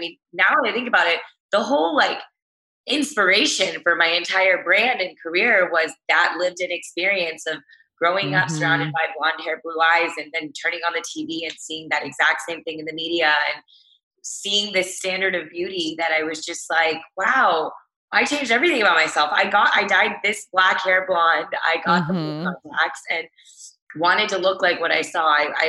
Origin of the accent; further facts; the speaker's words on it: Texas, United States; also born or lived in Chicago, Illinois / Los Angeles, California; I grew up in Texas my whole life.